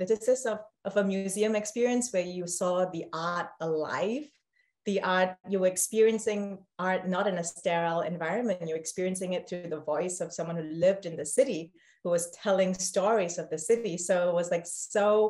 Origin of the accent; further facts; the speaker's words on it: Singapore; moved away as an adult; now in Washington, DC, United States; I was born and raised in Singapore